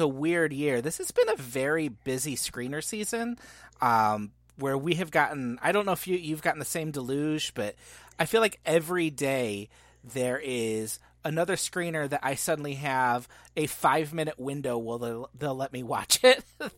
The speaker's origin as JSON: {"language": "English", "country": "Ireland", "said": "I like Irish things. I'm Irish, so"}